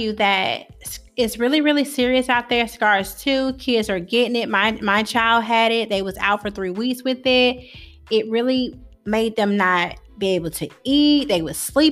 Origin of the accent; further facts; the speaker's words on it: Georgia, United States; moved away as an adult; now in Clinton, United States; I'm from Georgia and teachers in Georgia don't